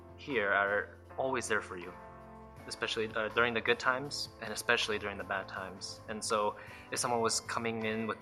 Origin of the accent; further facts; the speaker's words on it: Reno, Nevada, United States; moved away as an adult; also born or lived in South Korea / Las Vegas, Nevada; I grew up in mostly Reno, Nevada, but I was born in South Korea